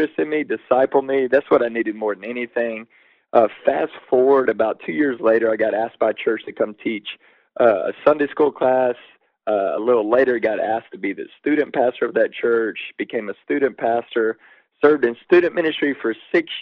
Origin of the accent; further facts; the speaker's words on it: Waco, Texas, United States; I grew up in Waco, Texas